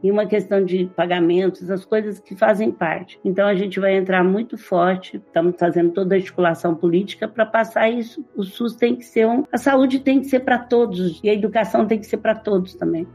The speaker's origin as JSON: {"language": "Portuguese", "town": "Franca", "region": "São Paulo", "country": "Brazil", "accent": "southern Minas Gerais", "said": "Eu sou de Franca. Franca é uma cidade no interior de São Paulo"}